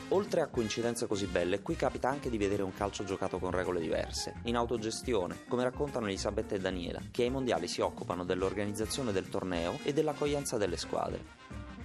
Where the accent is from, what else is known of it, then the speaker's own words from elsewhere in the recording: Senegal; Italian is a second language; now in Italy; Siamo insieme eh, dal Senegal. Io vengo dal Senegal anche lui